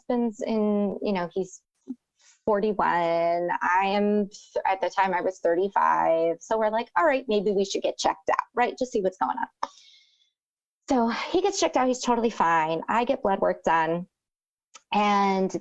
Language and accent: English; Rio Grande Valley, Texas, United States; I'm from the Rio Grande Valley